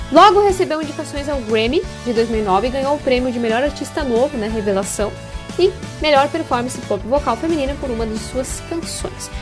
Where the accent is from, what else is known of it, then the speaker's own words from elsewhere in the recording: Passo Fundo, Rio Grande do Sul, Brazil; é uma música em homenagem à minha cidade natal, né? Falando aí sobre as belezas da cidade de Passo Fundo